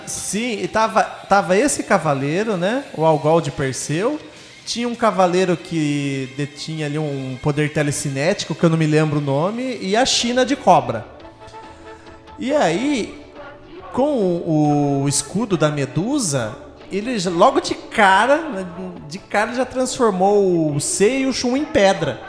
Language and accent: Portuguese; Brazil; nosso ponto de vistas como brasileiros